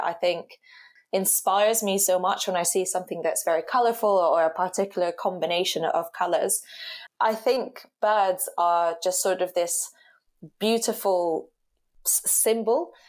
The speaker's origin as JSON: {"language": "English", "region": "Rio de Janeiro", "country": "Brazil", "tie": "born or raised there", "moved": "yes", "lives_now": "Cambridge, United Kingdom", "said": "I grew up in Rio. So Rio to me is my, my home"}